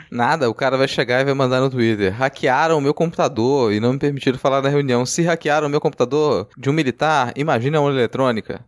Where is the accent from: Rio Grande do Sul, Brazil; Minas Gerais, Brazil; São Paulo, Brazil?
Minas Gerais, Brazil; nasci em Minas